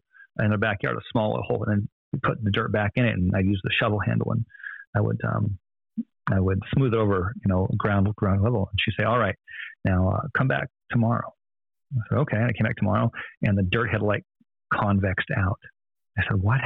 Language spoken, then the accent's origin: English; Phoenix, Arizona, United States; I was born in North Phoenix, Arizona